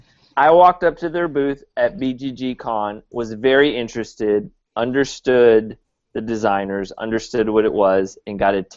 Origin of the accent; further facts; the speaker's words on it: East Coast, United States; moved away; I'm from the East Coast.